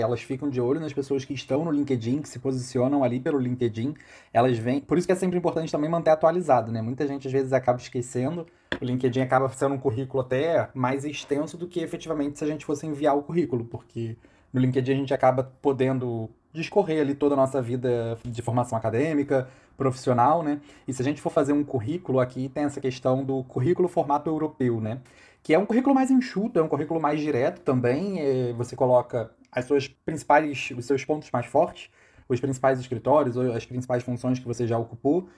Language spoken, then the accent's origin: Portuguese; Brazil; first language Portuguese; now in Portugal; eu indico que é minha língua nativa, né? Mas que eu sou do Brasil